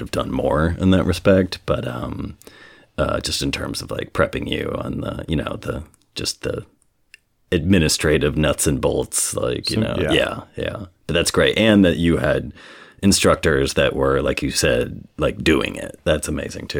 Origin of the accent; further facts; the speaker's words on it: Indiana, United States; I'm from Indiana